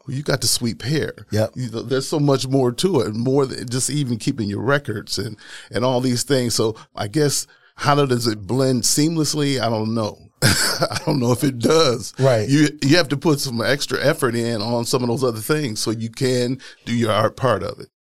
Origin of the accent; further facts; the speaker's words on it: Milwaukee, Wisconsin, United States; Wisconsin, born and raised here in Milwaukee